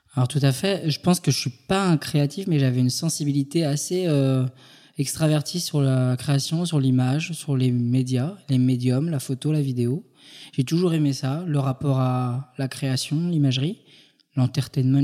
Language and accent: French; Île-de-France, France; also born or lived in Paris; Je suis né en Ile-de-France